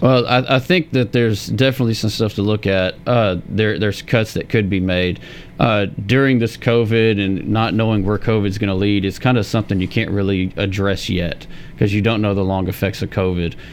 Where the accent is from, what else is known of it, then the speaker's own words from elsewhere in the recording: Murfreesboro, Tennessee, United States; born and raised in Murfreesboro